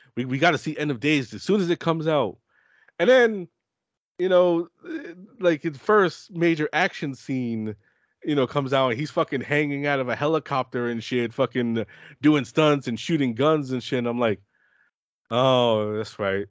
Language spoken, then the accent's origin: English; New York, United States; as a New Yorker